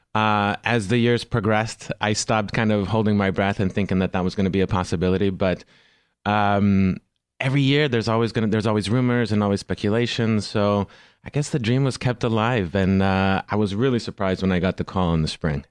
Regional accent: Houston, Texas, United States; now in Los Angeles, United States; I'm originally from Houston, Texas

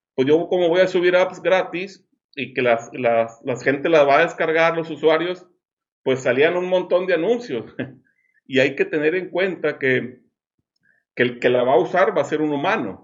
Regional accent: Monterrey, Nuevo León, Mexico; now in Los Cabos, Mexico; Ahora soy de Monterrey, como tú, pero vivo acá en Los Cabos

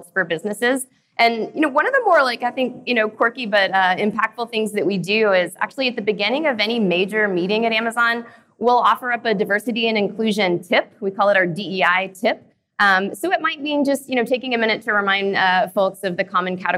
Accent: Knoxville, Tennessee, United States; moved away; I was actually born and raised in Knoxville, Tennessee

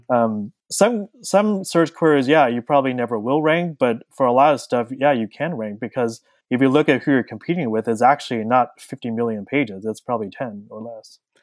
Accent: Southern California, United States; I was born and raised in Southern California

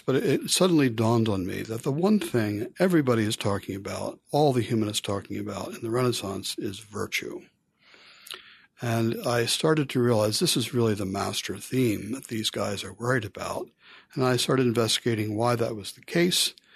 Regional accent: Philadelphia, Pennsylvania, United States; I was born in Philadelphia, um, brought up by a Christian family. I went to high school in the Philadelphia area.

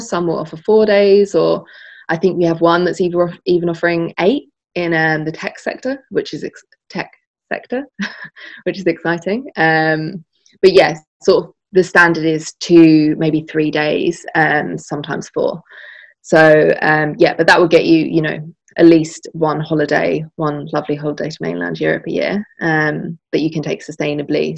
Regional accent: Essex, East of England, United Kingdom; my hometown in essex

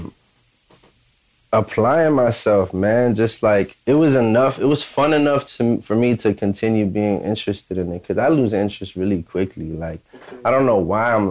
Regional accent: Hyattsville, Maryland, United States; also born or lived in Washington, D.C.; I'm from Hinesville, Maryland. I was born in D.C.

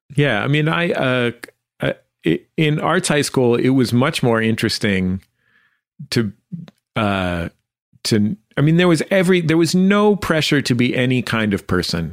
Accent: San Francisco, California, United States; I grew up in the Mission District of San Francisco

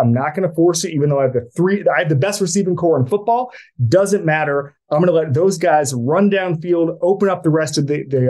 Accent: Florida, United States; I grew up in Florida.

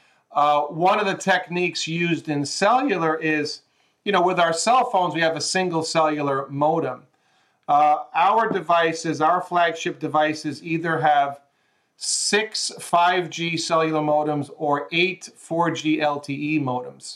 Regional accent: New York, United States; moved away as an adult; also born or lived in Southern California; now in Los Angeles, United States; I grew up in New York

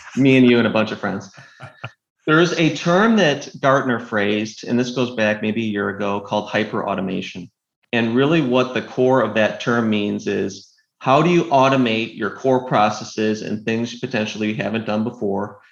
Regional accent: Northville, Michigan, United States; moved away as an adult; now in Austin, United States; I grew up in a small town called Northville

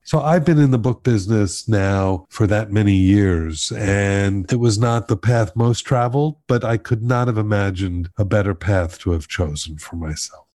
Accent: Miami, Florida, United States; I grew up in Miami

